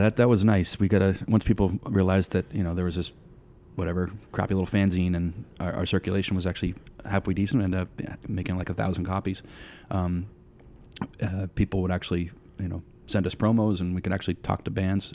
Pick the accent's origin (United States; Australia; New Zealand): United States; Litchfield, New Hampshire; also born or lived in Hudson, New Hampshire; I grew up in, uh, southern New Hampshire